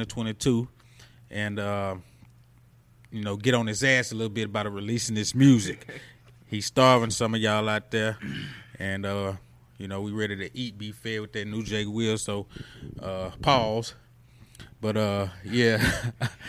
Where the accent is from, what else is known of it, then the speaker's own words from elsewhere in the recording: Mendenhall, Mississippi, United States; also born or lived in Magee, Mississippi; I grew up in Simpson County, McGee, Mendenhall.